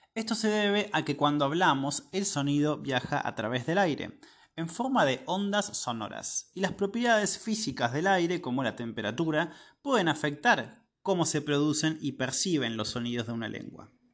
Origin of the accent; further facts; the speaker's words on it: Argentina; soy de Argentina